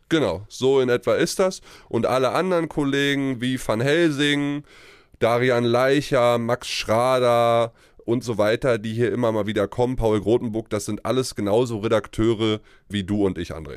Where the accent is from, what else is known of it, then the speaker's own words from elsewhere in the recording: Uckermark, Brandenburg, Germany; also born or lived in Ruhr area; now in Berlin, Germany; in Berlin zu leben, weil das ist meine Heimat, äh, die Uckermark ist nicht weit weg, da wo ich herkomme.